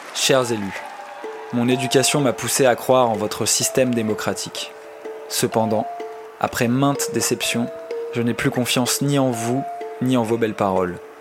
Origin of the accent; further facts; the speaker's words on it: Pantin, Île-de-France, France; j'ai grandi à Pantin, dans une petite maison avec un jardin